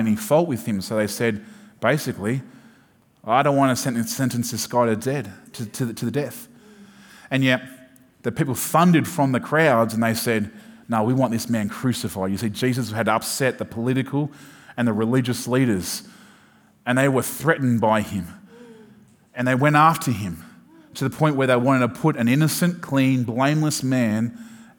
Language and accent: English; Sydney, New South Wales, Australia; I'm from Sydney, but not necessarily from the city.